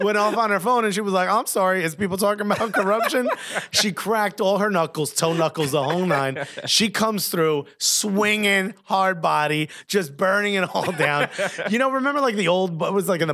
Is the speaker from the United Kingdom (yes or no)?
no; New Jersey, United States; I was born and raised in Jersey